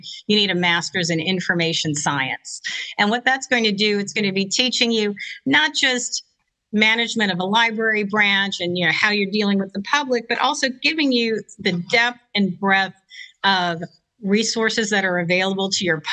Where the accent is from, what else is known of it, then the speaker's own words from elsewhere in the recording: Lower Plaquemines Parish, Louisiana, United States; as a kid, I grew up in Lower Plaquemines Parish, so the tip of the boot of Louisiana